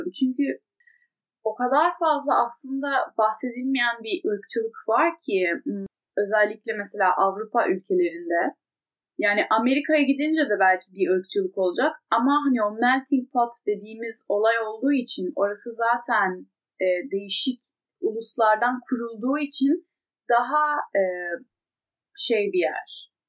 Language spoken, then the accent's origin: Turkish; Turkey; now in France; ben zaten Türk'üm